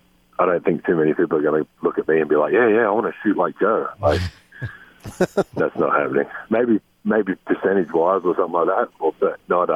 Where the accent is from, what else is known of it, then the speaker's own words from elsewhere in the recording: Australia; now in United States; still learning things that I should know, really, as an Australian. Like I said, America is a bit different, not coming from here